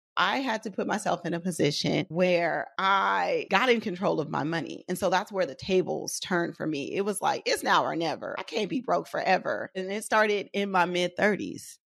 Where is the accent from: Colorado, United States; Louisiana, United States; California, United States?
California, United States; Oakland; I grew up in West Oakland, raised by a single dad